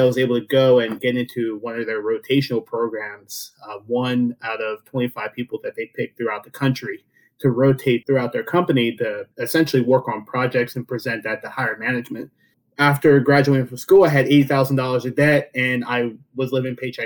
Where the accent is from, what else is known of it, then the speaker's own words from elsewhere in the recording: rural central Pennsylvania, United States; after, you know, 13 years of going from home to home, I settled in a small town in rural Pennsylvania, middle of Pennsylvania, right below where State College is